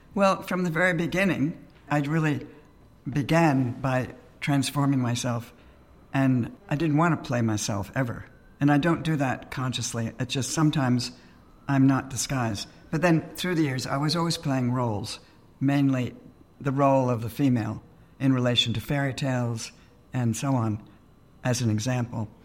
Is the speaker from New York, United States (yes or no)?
yes; New York, United States; I grew up in New York